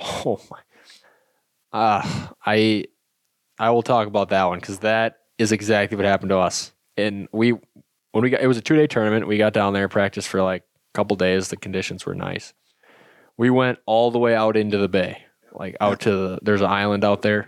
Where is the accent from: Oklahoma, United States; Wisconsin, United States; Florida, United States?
Wisconsin, United States; I grew up in Wisconsin fishing smallmouth a ton